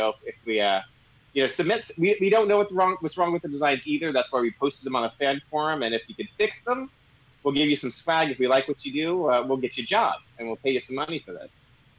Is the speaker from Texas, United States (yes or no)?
yes; Houston, Texas, United States; moved away; also born or lived in Washington, D.C. / Manhattan, New York; I'm from Houston, Texas. I lived in D.C. for 2 years as well, Manhattan 1 year, and here for the last 25, so 25 years now.